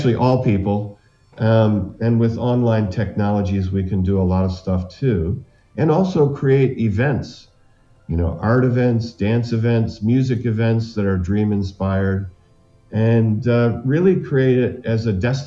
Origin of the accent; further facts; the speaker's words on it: Illinois, United States; I was from Illinois